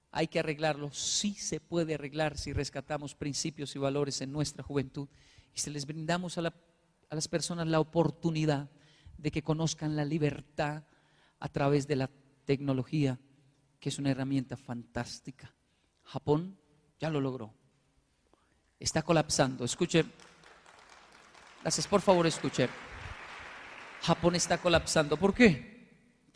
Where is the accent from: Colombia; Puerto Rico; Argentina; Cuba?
Colombia; born there; porque yo nací aquí. Es mi tierra, es como mi mamá. Y podrá alegar mucho a veces, pero es mamá, es Colombia, es mi tierra.